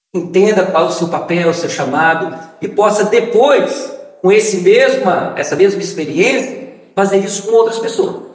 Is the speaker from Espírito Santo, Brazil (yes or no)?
yes; Vitória, Espírito Santo, Brazil; now in São Cristóvão, Brazil; Eu sou capixaba, sou de Vitória